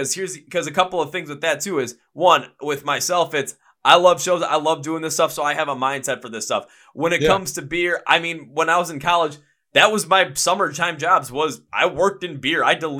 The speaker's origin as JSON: {"language": "English", "town": "Milwaukee", "region": "Wisconsin", "country": "United States", "said": "the fact that I was from Milwaukee. So they just called me …."}